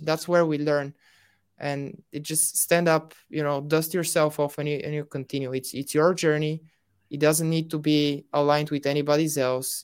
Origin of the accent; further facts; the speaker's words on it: Bulgaria; I'm from Bulgaria